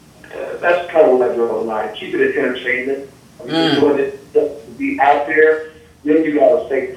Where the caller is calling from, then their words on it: Indianapolis, Indiana, United States; I'm from Indy.